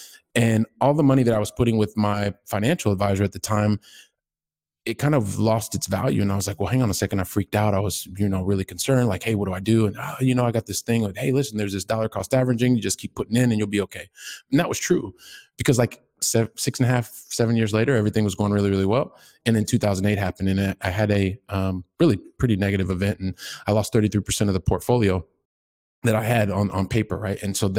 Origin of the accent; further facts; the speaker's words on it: Ohio, United States; now in Barcelona, Spain; yes, I'm in Barcelona, Spain, but I'm a guy who started out from the Midwest. I'm from Ohio. By the time I was 12, we'd lived in like three different states, probably seven or eight different homes.